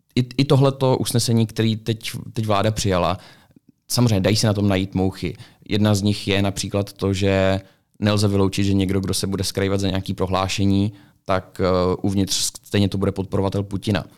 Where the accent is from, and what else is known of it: Czechia